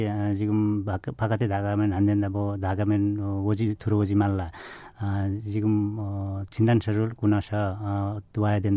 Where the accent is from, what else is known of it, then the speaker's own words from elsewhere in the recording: Nepal; Korean is a second language; moved away as an adult; now in South Korea; 네팔 사람입니다